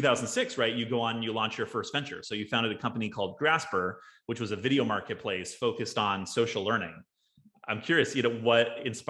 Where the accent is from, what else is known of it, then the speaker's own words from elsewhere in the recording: Bakersfield, California, United States; also born or lived in Texas; I grew up in Bakersfield, California.